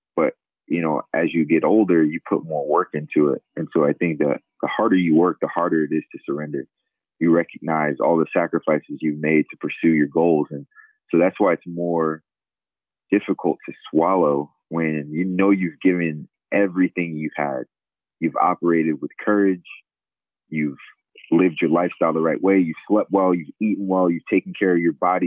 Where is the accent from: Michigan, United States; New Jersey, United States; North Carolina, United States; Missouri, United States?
New Jersey, United States; Sicklerville; moved away as an adult; also born or lived in Lincoln, Nebraska; now in Philadelphia, United States; I'm from South Jersey originally. I grew up in a small town, Sicklerville, New Jersey, about 25 miles outside of Philadelphia.